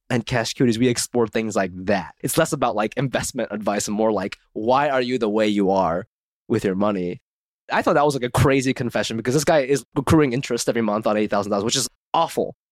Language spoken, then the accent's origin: English; Ohio, United States; moved away; I grew up in Ohio